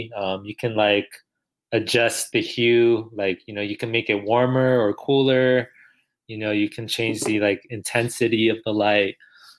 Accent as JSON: {"language": "English", "town": "El Paso", "region": "Texas", "country": "United States", "said": "You know, we're from El Paso, Texas."}